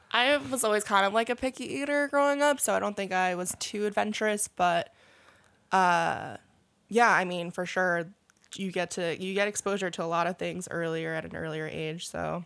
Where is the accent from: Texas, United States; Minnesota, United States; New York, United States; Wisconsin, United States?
New York, United States; New York City; Born and raised on the Upper East Side